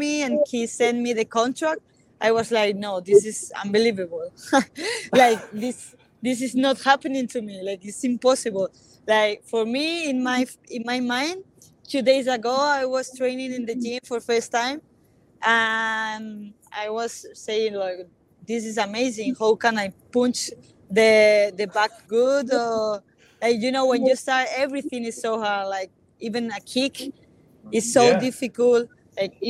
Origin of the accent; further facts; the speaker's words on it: Spain; also born or lived in Chile; I grew up in Spain my whole life. Like, I come here like, with 4 years, but I never been in Chile